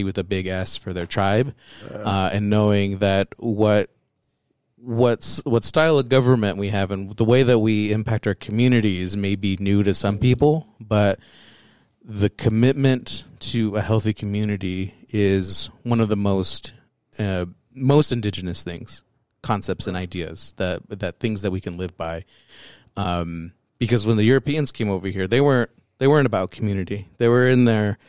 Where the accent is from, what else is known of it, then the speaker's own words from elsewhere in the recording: United States; also born or lived in Texas / Wyoming / Mexico (heritage); I grew up in Texas and in Wyoming.